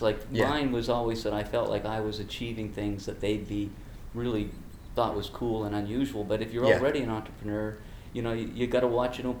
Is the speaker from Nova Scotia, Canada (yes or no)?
yes; outside Halifax, Nova Scotia, Canada; moved away as an adult; now in Turks and Caicos Islands; in Halifax, Nova Scotia, small little fishing village type of setting outside of Halifax